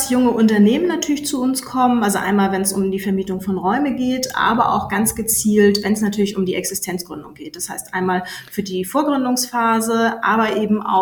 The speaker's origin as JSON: {"language": "German", "region": "Schleswig-Holstein", "country": "Germany", "tie": "born or raised there", "said": "ich bin …, gebürtige Dittmarscherin, mittlerweile seit über 13 Jahren hier in Meldorf im Gründungs- und Technologiezentrum CAT. Bin ein Kind der Westküste"}